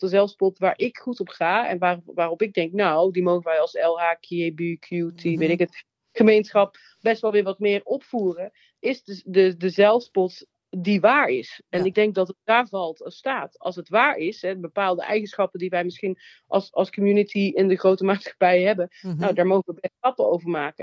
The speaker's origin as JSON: {"language": "Dutch", "town": "Nuland", "region": "North Brabant", "country": "Netherlands", "said": "Ik kom uit het Nuland, uit een klein dorp."}